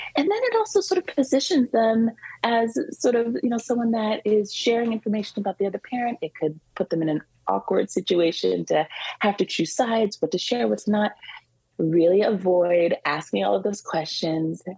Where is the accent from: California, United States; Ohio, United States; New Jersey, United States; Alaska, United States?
California, United States; also born or lived in Washington, D.C.; now in New York, United States; I grew up in California, so you know, I'm a little of a California girl mm. at heart, but but definitely a New Yorker. I've been here for over 20 years.